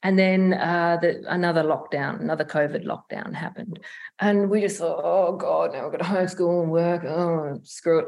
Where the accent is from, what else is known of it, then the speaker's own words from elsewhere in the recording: Broken Hill, New South Wales, Australia; now in Adelaide, Australia; we grew up in Broken Hill, so it was this country town